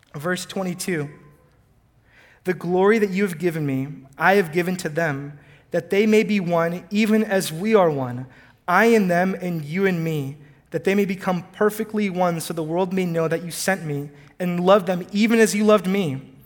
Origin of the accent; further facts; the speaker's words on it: College Station, Texas, United States; also born or lived in Houston, Texas; I was born in Houston, but I was raised in College Station, Texas